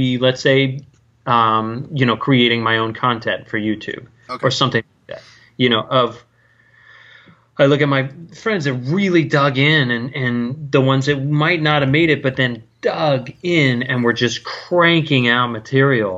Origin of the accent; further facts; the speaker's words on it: Northern California, United States; now in Edgewater, United States; I was from Northern California, so but I had family that were actors